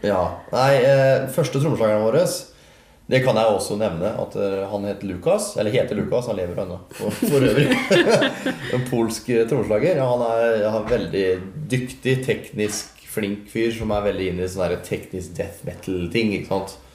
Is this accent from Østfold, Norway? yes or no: yes; Halden, Østfold, Norway; jeg er fra Isebakke